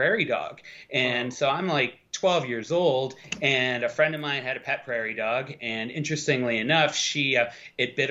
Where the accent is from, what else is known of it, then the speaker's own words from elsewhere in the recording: Buffalo, New York, United States; I grew up about 6 hours west of New York, in Western New York, kind of near the Lake Erie, the Buffalo Niagara Falls area